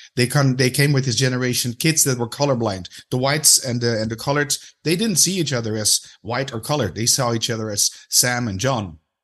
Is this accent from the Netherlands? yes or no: yes; Amsterdam, North Holland, Netherlands; I'm from Amsterdam.